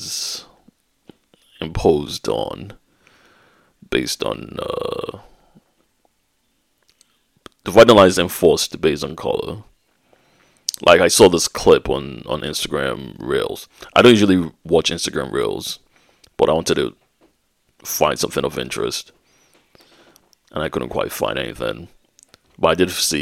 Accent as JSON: {"language": "English", "country": "Nigeria", "tie": "born or raised there", "moved": "yes", "lives_now": "United Kingdom", "said": "growing up in Nigeria"}